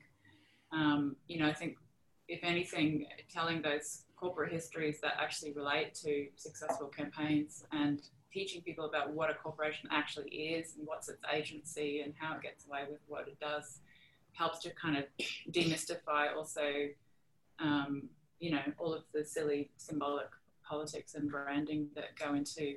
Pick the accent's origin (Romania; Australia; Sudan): Australia; Gladstone, Queensland; moved away; Gladstone, it's not just my hometown